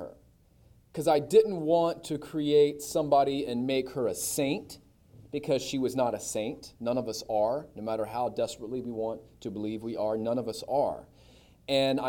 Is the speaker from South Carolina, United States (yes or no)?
no; Gastonia, North Carolina, United States; also born or lived in Lafayette, Louisiana; I grew up here in Gastonia. My mom's from here. My dad's from Shelby.